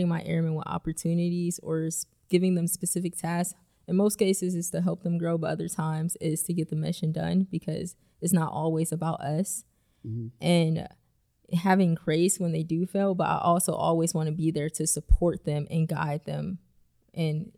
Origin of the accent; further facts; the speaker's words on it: Ohio, United States; moved away as an adult; also born or lived in Langley Air Force Base, Virginia; now in Nashville, United States; I'm originally from Ohio and I joined the Air Force right out of high school.